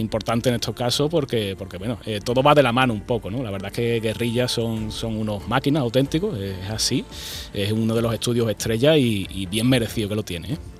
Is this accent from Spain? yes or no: yes; Andalusia, Spain; siendo andaluz